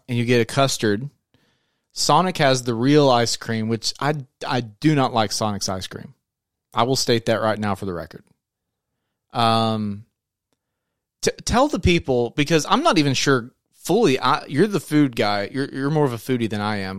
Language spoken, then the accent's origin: English; Searcy, Arkansas, United States; we're from Searcy, Arkansas, and so we have a hometown brand made here